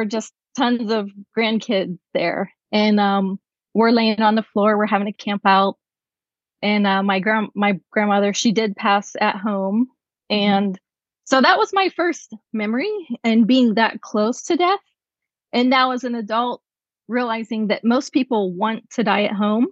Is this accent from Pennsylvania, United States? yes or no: yes; Pennsylvania, United States; moved away as an adult; also born or lived in California; I was born and raised in Pennsylvania, which is where I'm joining you from tonight